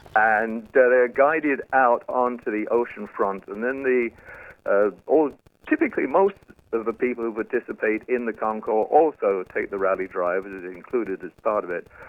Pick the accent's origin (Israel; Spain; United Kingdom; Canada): United Kingdom; accent: British; moved away